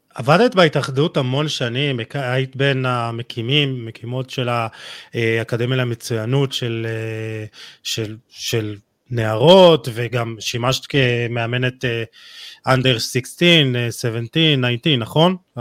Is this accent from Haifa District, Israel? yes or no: no; Jerusalem, Jerusalem District, Israel; אני בתור ירושלמי